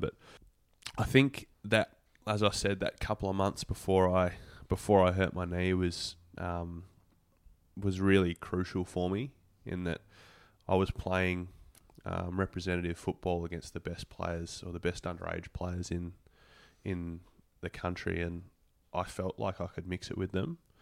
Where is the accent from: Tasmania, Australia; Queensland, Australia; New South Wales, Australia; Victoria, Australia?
Tasmania, Australia; Devonport; moved away; I grew up in Devonport, which is at the the top of the state.